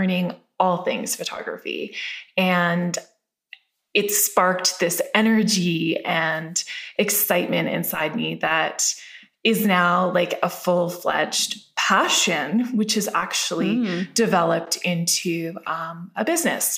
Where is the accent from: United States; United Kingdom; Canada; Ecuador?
Canada; Calgary, Alberta; I grew up in Calgary, Alberta